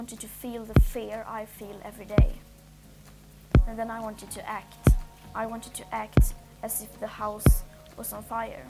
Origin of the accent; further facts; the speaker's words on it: Sweden; I am 16 years old. I come from Sweden